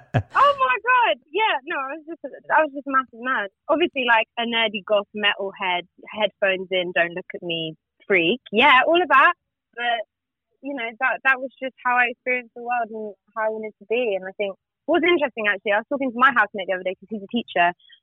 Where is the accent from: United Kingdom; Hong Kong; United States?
United Kingdom; Reading, South East England; I'm from Reading.